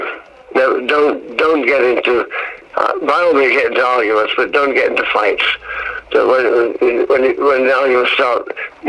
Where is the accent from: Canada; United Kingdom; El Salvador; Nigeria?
United Kingdom; Hull, Yorkshire and the Humber; I was back in Hull, my hometown